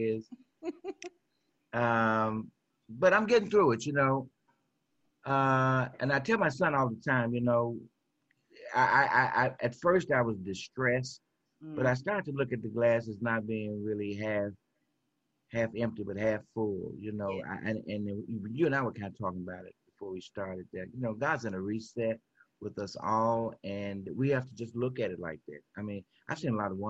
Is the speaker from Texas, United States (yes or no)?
no; Memphis, Tennessee, United States; I am from South Memphis. Went to Carver High School, graduated in 1969.